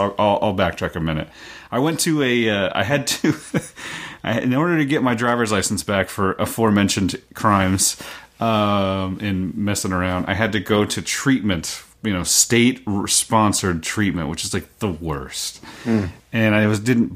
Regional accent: Oklahoma, United States; moved away as an adult; also born or lived in Massachusetts; now in Meadowdale, United States; I was born in Massachusetts, lived there until I was 5, moved to Oklahoma after

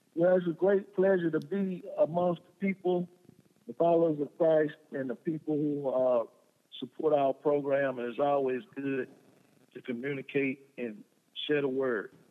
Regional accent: Prichard, Alabama, United States; we grew up in a little small city in Mobile, Alabama, called Pritchard, Alabama

